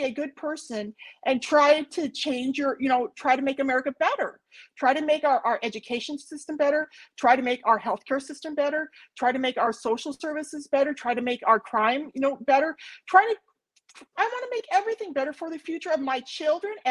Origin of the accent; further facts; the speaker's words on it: United States; I'm an American